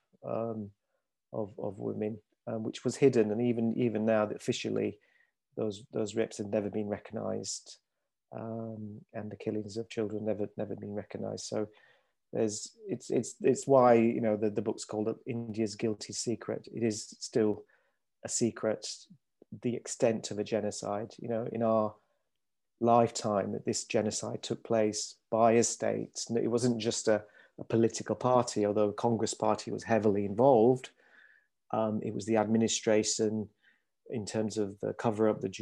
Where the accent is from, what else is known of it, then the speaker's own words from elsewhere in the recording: Leeds, Yorkshire and the Humber, United Kingdom; I was born in Leeds in Yorkshire, so I was brought up here